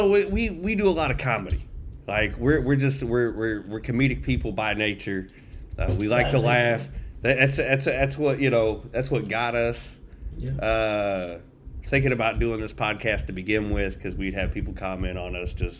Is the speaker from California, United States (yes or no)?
no; Tampa, Florida, United States; also born or lived in Indiana; But so I grew up in Tampa, Florida. Moved up to Indiana after my dad passed.